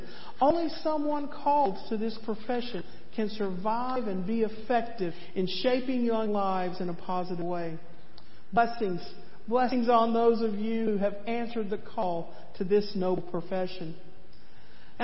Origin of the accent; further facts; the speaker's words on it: East Tennessee, United States; As a young girl growing up in East Tennessee